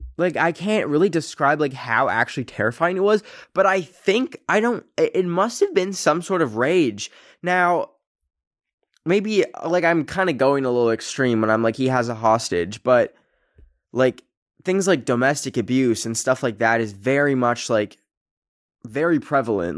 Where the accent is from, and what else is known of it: Canada; born or raised there